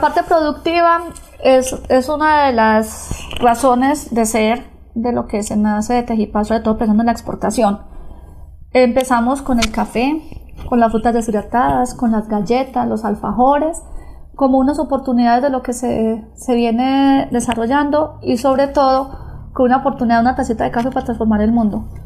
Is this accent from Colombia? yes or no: yes; Granada, Antioquia, Colombia; de nuestra Antioquia, de nuestra Granada, de nuestro oriente antioqueño